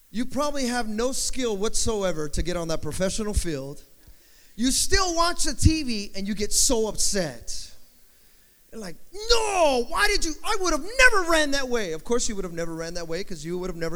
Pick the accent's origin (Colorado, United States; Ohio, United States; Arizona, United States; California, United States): California, United States; Rancho Cucamonga; I'm from Southern California.